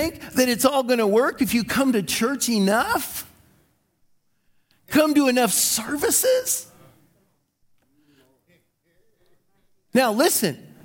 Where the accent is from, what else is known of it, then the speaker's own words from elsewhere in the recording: United States; I was from America